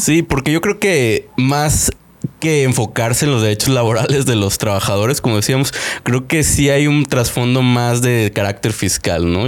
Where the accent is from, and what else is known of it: Mexico